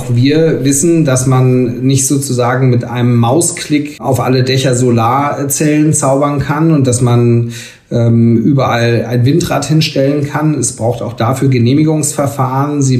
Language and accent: German; Schleswig-Holstein, Germany; aber in meinem Heimatland Schleswig-Holstein ähm, regieren wir jetzt seit mehreren Jahren in einer Jamaika-Koalition